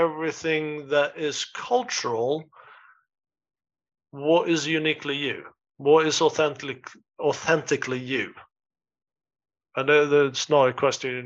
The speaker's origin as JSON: {"language": "English", "region": "southern Sweden", "country": "Sweden", "also_born_or_lived": "Stockholm / New York / Spain", "moved": "as an adult", "lives_now": "United Kingdom", "said": "I am actually from Sweden myself, and but I live in the UK"}